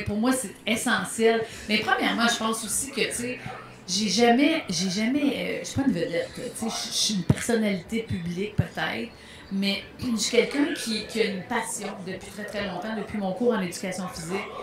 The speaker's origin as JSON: {"language": "French", "area": "Montérégie, near Longueuil", "region": "Quebec", "country": "Canada", "tie": "born or raised there", "said": "je suis née à Villelemoine, en Montérégie, juste à côté de Longueuil."}